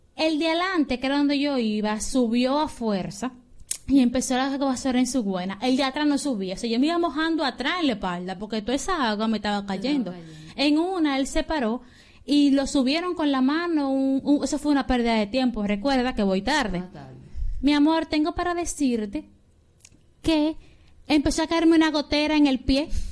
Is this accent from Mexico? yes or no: no; Dominican Republic; somos dominicanos